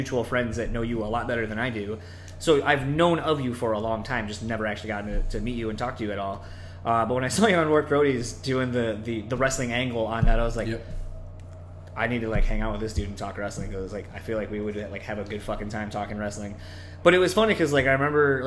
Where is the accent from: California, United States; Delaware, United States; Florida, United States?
Delaware, United States; I grew up on the East Coast in Delaware